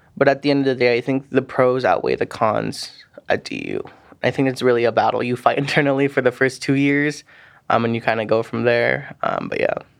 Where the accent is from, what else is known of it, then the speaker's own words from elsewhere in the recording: Pueblo, Colorado, United States; also born or lived in Saipan, Northern Mariana Islands; I lived there from about my elementary schools all the way through my sixth grade, and I moved back to Pueblo, Colorado